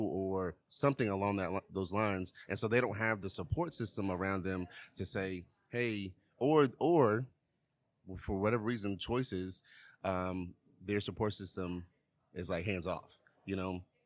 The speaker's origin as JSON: {"language": "English", "town": "Charlotte", "region": "North Carolina", "country": "United States", "said": "I'm from Charlotte"}